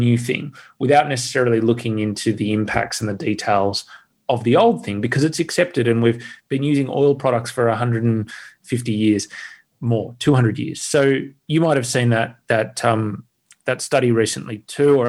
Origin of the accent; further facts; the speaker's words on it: Australia; I'm an Australian